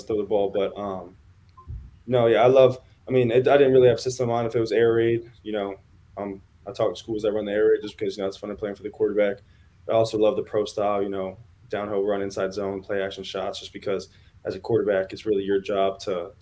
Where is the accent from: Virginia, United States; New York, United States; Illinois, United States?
Virginia, United States; Springfield; This is my home state. I'm from Northern Virginia